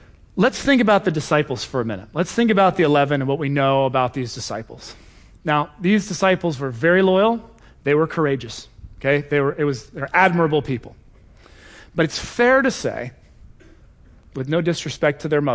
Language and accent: English; Cincinnati, Ohio, United States; moved away; I'm from Cincinnati originally